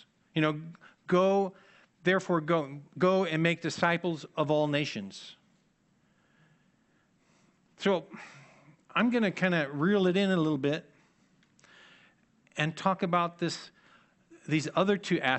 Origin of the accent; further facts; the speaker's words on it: Annandale, Virginia, United States; I grew up in Annandale, and in my family, whenever we use the term good works, we put those two words together.